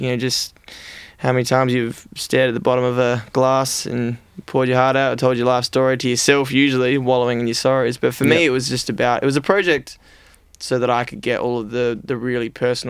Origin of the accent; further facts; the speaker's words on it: Adelaide, South Australia, Australia; now in Melbourne, Australia; I moved to Melbourne from Adelaide to do one thing, which was play music.